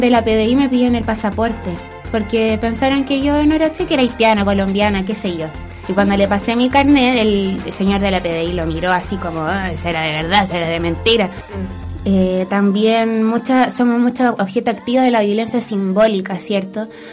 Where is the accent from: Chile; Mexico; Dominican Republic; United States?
Chile; yo soy negra y nací en Chile